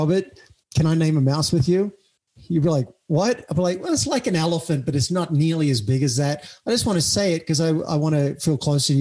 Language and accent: English; Cessnock, New South Wales, Australia; moved away as an adult; also born or lived in New York, United States; now in United States; I went back to my hometown of Cessnock